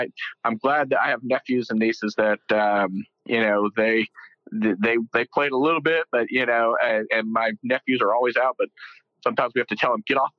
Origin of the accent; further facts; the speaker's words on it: Euless, Texas, United States; accent: Texas; with my Texas accent, I grew up in a small town called Euless, which is right in between Dallas and Fort Worth. It's called the Mid-Cities area. Been here since I was 3 years old.